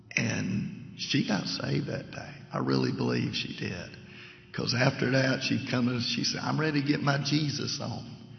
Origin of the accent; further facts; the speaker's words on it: Savannah, Georgia, United States; moved away as an adult; now in Leesville, United States; I'm originally from Savannah, and uh, got lived there almost all my life until four years ago.